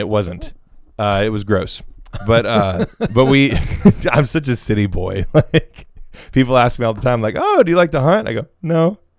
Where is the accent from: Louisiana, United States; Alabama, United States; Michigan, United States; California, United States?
Alabama, United States; I grew up down here in Southern Alabama, where everyone talks to everyone all the time.